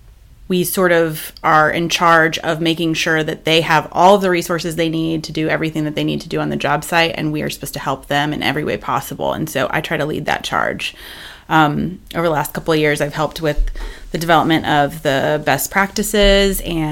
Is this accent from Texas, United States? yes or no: no; Florida, United States; moved away as an adult; I moved up to Alabama from South Florida when I was 21 in 2005 and didn't really have a plan.